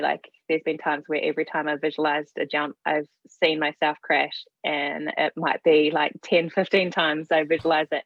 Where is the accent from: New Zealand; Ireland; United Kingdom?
New Zealand; I'm from New Zealand